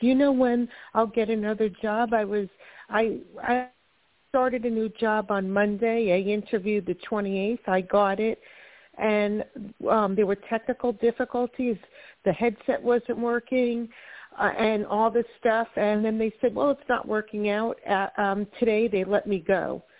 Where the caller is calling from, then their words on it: Florida, United States; from Florida.